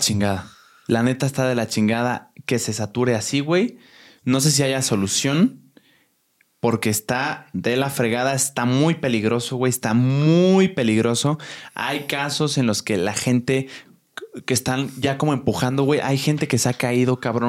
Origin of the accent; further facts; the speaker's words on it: Querétaro, Mexico; now in Mexico City, Mexico; yo soy foráneo, soy de Querétaro